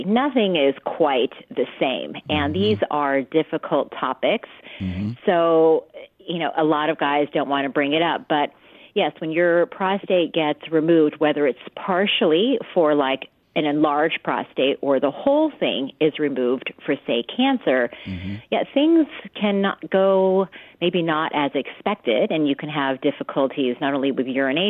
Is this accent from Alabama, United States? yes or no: no; Loma Linda, California, United States; I am from actually Loma Linda, believe it or not. So I grew up here in the Inland Empire